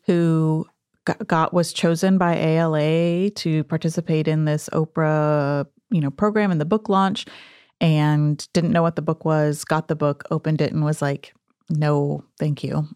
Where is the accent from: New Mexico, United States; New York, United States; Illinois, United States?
New Mexico, United States; the Southwest, small town; I grew up in the Southwest